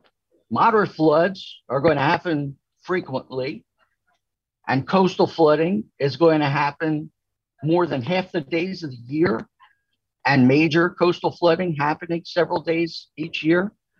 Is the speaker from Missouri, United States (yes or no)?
no; Pennsylvania, United States; accent: Philadelphia; So the first thing they did to me was send me to a speech therapist to get rid of my Philadelphia accent.